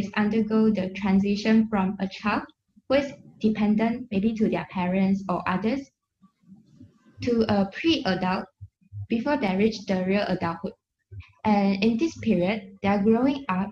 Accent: Segamat, Johor, Malaysia; a Malaysian, come from Segamat, Johor.

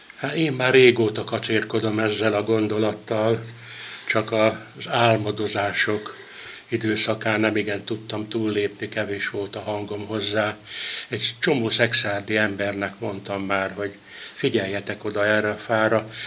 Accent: Tolna, Hungary; Tolnáról, tolnai vagyok

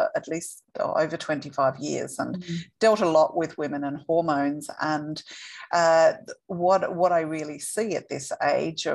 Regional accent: Perth, Western Australia, Australia; moved away; I am from Western Australia, I am from Perth, but I haven't been here for 3.5 years

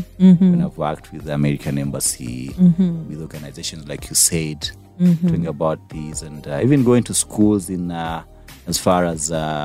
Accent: Kanungu, Western Region, Uganda; I was born in Kanungu.

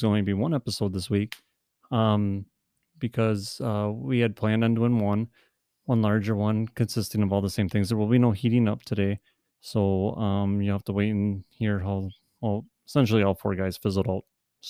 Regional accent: Wisconsin, United States; I'm from Wisconsin.

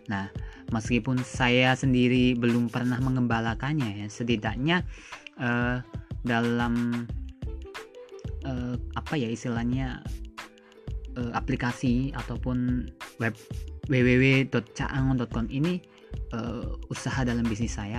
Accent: Brebes, Central Java, Indonesia; saya hidupnya di desa kemudian saya ha harus membangun desa itu saya harus menggali apa yang ada di desa saya desa saya itu di Brebes ya terkenalnya itu ada bawang dan telur asin

